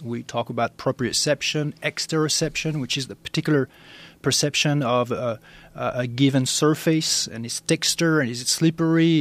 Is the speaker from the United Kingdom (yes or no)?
no; France; I'm I'm originally from France